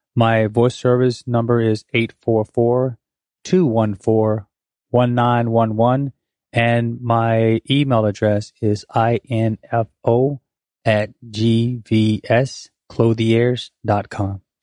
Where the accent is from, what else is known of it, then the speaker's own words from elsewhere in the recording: Pensacola, Florida, United States; also born or lived in Korea; I am from Pensacola, play basketball here, went off to college